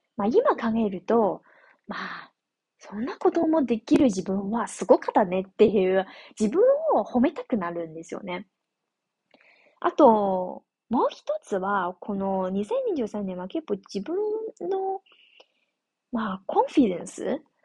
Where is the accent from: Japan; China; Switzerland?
China; northern China; Japanese is a second language; now in southern China, China; 私のふるさとは中国の北の方なので